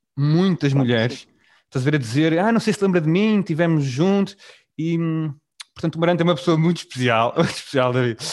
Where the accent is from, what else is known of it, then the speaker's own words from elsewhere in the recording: Vila Nova de Gaia, Porto District, Portugal; eu também cresci em Gaia